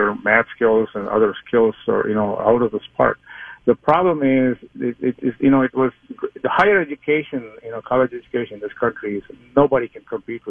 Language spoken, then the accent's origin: English; India; now in Maple Grove, United States; I immigrated to this country from India